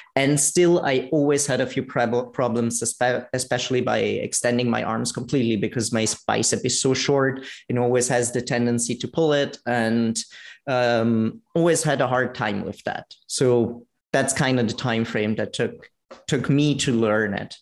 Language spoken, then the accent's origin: English; Italy; now in Vienna, Austria; I'm actually originally from Italy, live in Vienna